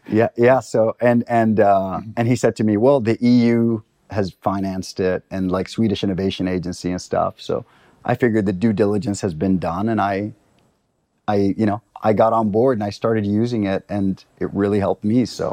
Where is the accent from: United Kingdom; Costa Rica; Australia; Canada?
Costa Rica; also born or lived in Libya; now in Stockholm, Sweden; I'm from Costa Rica.